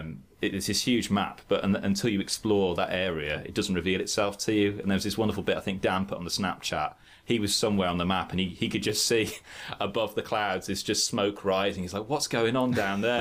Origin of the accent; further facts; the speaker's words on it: Birmingham, West Midlands, United Kingdom; in Birmingham, my school was quite pagan